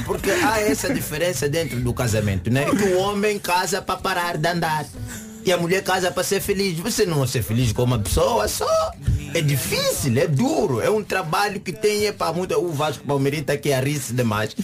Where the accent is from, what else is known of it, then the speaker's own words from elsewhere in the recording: Angola; now in Portugal; como angolano